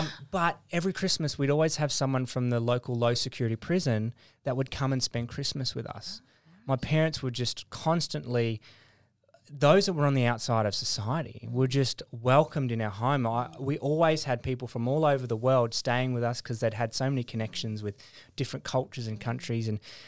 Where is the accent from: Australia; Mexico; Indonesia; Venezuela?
Indonesia; born there; also born or lived in West Papua; I was born in Indonesia. Mm. My parents were missionaries in Indonesia and also in West Papua, which is the Indonesian side of New Guinea, Irian Jaya at the time.